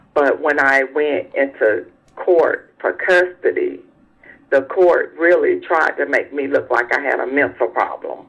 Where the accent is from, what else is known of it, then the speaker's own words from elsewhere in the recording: South Carolina, United States; I'm from South Carolina